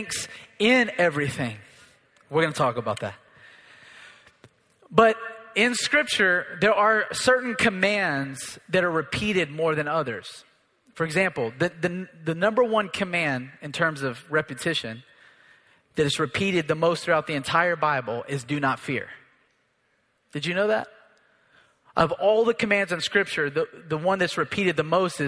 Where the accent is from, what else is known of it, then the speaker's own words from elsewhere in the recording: United States; I'm an American too